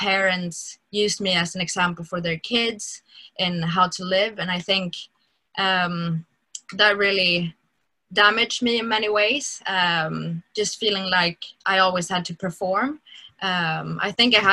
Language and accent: English; Stockholm, Stockholm County, Sweden; I grew up in Stockholm, and in the Stockholm church